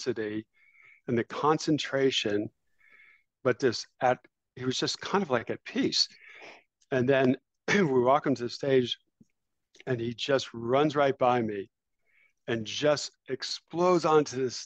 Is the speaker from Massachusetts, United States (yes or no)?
yes; the Berkshires, Western Massachusetts, United States; moved away as an adult; also born or lived in Texas; I grew up in Western Massachusetts in the Berkshires.